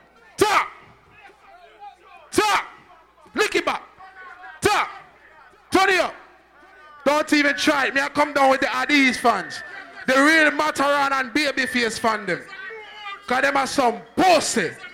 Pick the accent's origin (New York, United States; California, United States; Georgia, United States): New York, United States; I'm from Brooklyn.